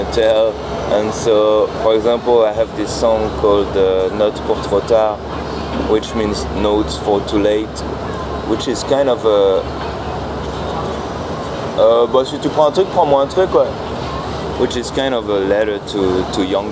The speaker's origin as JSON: {"language": "English", "region": "Normandy", "country": "France", "said": "I'm from like it's not exactly the countryside, but it's like a small town in France. I'm from Normandy"}